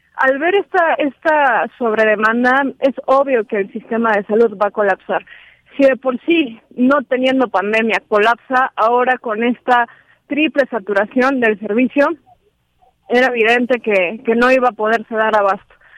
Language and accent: Spanish; Mexico; nos compete como mexicanos